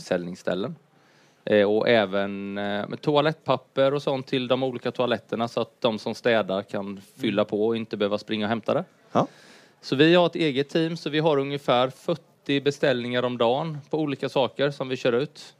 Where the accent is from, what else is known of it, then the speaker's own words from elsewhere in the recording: Huskvarna, Jönköping County, Sweden; moved away; jag är uppvuxen i Huskvarna